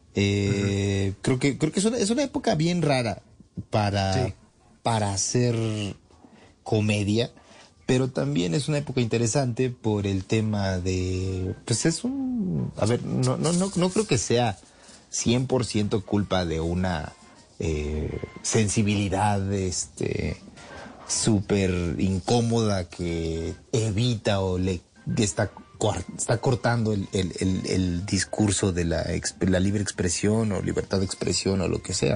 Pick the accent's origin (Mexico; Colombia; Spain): Mexico